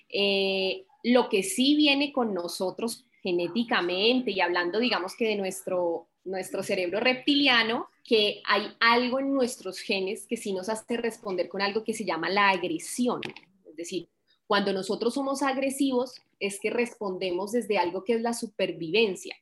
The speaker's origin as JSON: {"language": "Spanish", "country": "Colombia", "said": "como buena colombiana"}